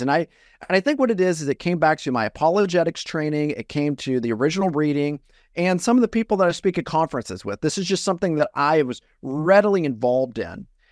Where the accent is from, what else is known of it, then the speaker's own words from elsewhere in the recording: Iowa, United States; I'm originally from Iowa, and I grew up in a really small town in Iowa